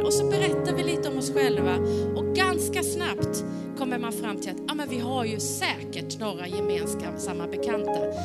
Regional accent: Sweden; vi är från samma land

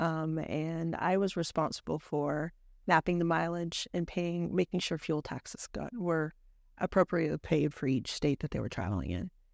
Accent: Idaho Falls, Idaho, United States; growing up in I, in Idaho was really quite fun. Um, we lived just outside of Idaho Falls

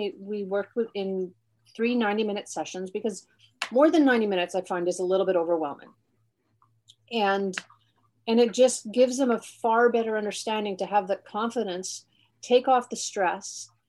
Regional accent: Alberta, Canada; now in Halifax, Canada; I am from Alberta. I'm a base brat. I'm from Canada, but my family is all of my roots are in Alberta.

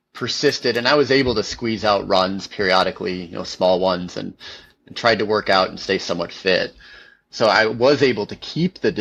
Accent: Pacific Northwest, United States; I'm from the Pacific Northwest

